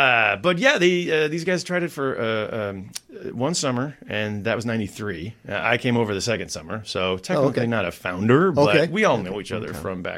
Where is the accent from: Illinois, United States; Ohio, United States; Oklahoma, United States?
Illinois, United States; Chicago; moved away as an adult; now in Amsterdam, Netherlands; I grew up in Chicago and went to Amsterdam for one summer